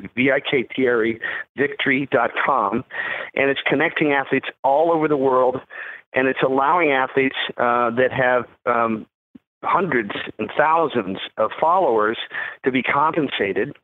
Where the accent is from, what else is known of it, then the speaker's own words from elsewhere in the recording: McLean, Virginia, United States; also born or lived in London, England; I grew up in, in Northern Virginia, in McLean, Virginia.